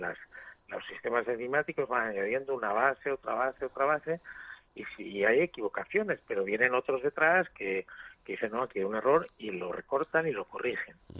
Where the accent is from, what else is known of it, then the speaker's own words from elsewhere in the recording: Asturias, Spain; Estoy en Asturias, que es mi lugar. De... Eh, yo soy asturiano